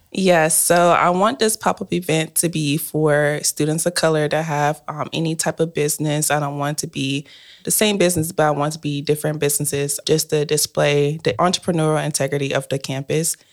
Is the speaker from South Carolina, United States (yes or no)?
yes; Spartanburg, South Carolina, United States; now in Maryland, United States; I'm from Spartanburg, South Carolina, and I live in Maryland currently.